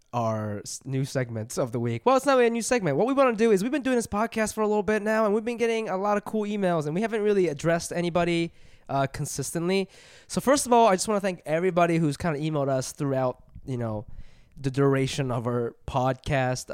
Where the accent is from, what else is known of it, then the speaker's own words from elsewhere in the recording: Columbus, Ohio, United States; where I grew up in Columbus